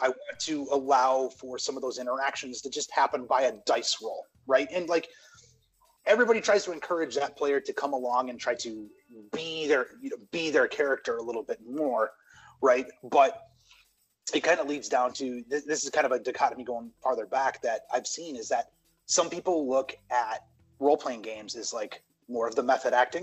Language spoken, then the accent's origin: English; United States; growing up in the States